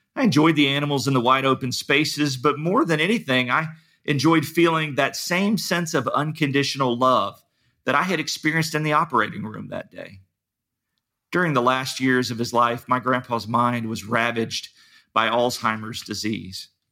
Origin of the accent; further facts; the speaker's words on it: Dayton, Ohio, United States; I grew up near Dayton, Ohio